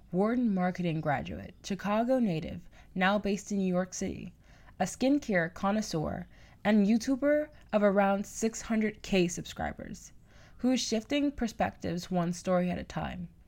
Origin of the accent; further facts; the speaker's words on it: Bahamas; moved away as an adult; I'm from the Bahamas, so I'm on an international student visa.